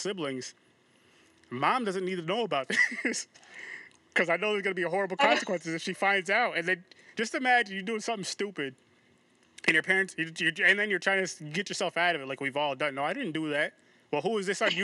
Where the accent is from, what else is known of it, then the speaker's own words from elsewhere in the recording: Albany, New York, United States; I'm from Albany, New York